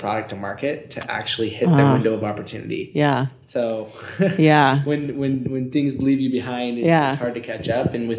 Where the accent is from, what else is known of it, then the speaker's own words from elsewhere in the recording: Northern California, United States; moved away as an adult; also born or lived in Santa Barbara; now in Reno, United States; from Northern California.